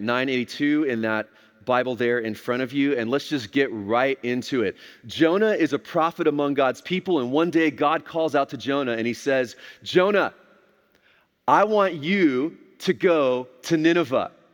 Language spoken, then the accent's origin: English; Texas, United States; I grew up here in Texas, this was home for me